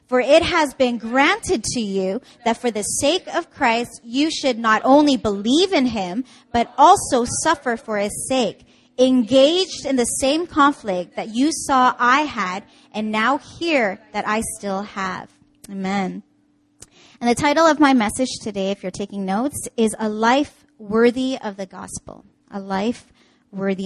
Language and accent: English; Canada; now in Seoul, South Korea; I'm from Canada.